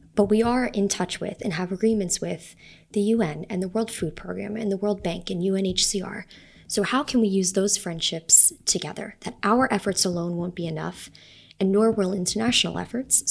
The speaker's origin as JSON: {"language": "English", "town": "New York City", "region": "New York", "country": "United States", "tie": "born or raised there", "also_born_or_lived": "Salt Lake City, Utah", "moved": "as an adult", "lives_now": "Rome, Italy", "said": "I was born in Salt Lake, but I grew up mostly um, in New York City and on Long Island"}